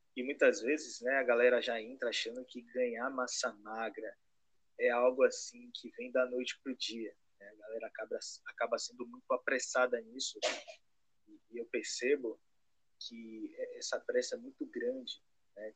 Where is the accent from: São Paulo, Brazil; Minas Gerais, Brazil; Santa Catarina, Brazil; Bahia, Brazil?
Bahia, Brazil; Salvador; sou de Salvador, Bahia